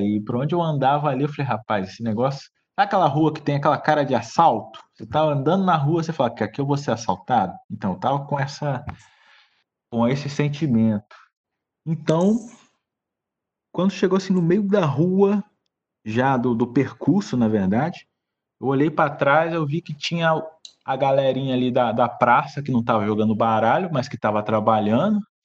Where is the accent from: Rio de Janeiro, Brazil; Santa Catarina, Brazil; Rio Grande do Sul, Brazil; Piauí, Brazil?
Rio de Janeiro, Brazil; Volta Redonda; eu sou de Volta Redonda